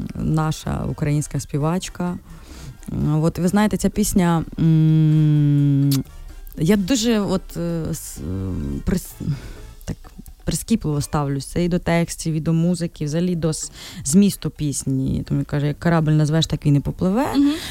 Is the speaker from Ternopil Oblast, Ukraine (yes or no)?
yes; Ternopil, Ternopil Oblast, Ukraine; now in Kyiv, Ukraine; ми ж з Тернополя